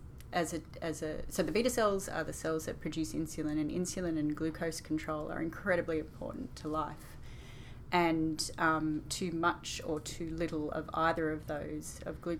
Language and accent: English; Albury, New South Wales, Australia; moved away as an adult; also born or lived in Sydney; In Albury